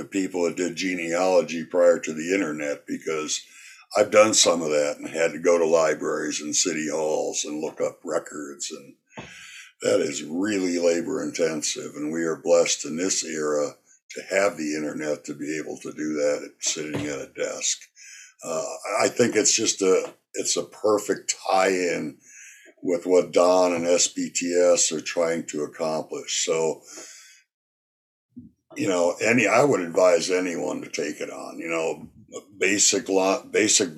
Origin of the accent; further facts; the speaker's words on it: Wisconsin, United States; now in Murrieta, United States; my home state of Wisconsin.